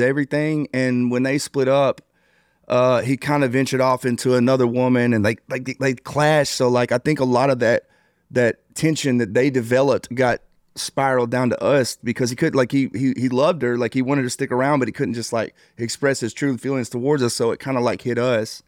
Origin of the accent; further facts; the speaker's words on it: New Boston, Texas, United States; also born or lived in Arkansas; I'm originally from a small town in New Bos-, uh, in Texas called New Boston.